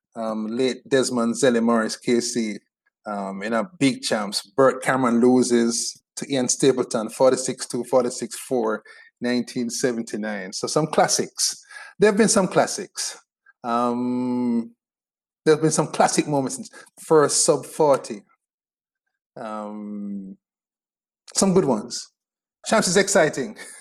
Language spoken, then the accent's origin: English; Spanish Town, Saint Catherine, Jamaica; I'm from Spanish Town